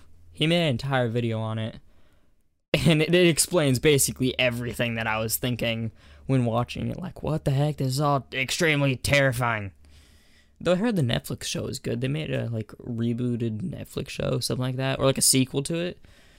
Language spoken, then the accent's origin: English; Alaska, United States; I was born here. I was raised in Alaska. And then I kept on moving around the country and stuff. I've been all around America.